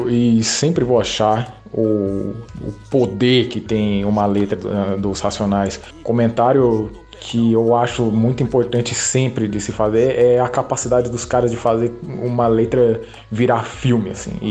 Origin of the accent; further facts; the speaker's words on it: São Paulo, Brazil; Sendo paulista, eu me sinto representado.